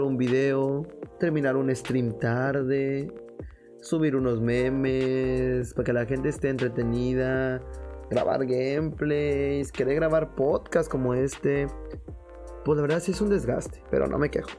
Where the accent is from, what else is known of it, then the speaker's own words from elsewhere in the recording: Mexico; como buenos mexicanos